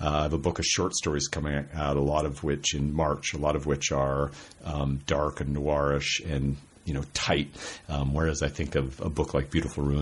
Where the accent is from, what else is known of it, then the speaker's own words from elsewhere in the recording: Spokane, Washington, United States; I grew up in Spokane, Washington, didn't go on an airplane until I was 20